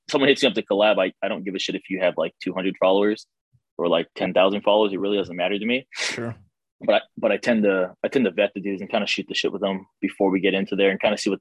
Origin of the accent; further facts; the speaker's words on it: Hawaii, United States; moved away; I'm originally from Hawaii